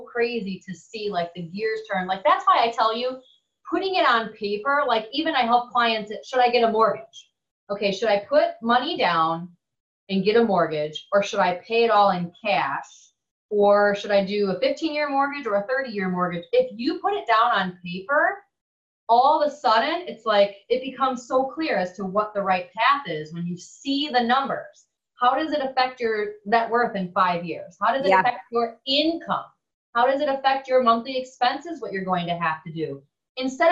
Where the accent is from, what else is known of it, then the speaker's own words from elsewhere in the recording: Wisconsin, United States; moved away as an adult; now in Florida, United States; I'm from Wisconsin